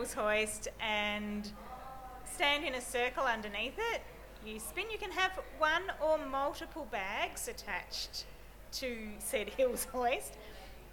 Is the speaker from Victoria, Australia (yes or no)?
yes; Ballarat, Victoria, Australia; moved away as an adult; now in Melbourne, Australia; I moved from Ballarat to Melbourne